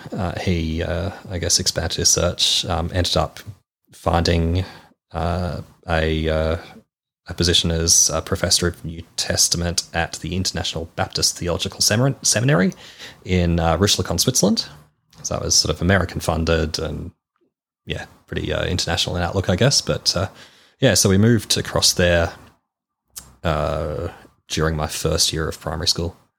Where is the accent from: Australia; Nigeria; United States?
Australia; Melbourne, Victoria; I was born in Melbourne.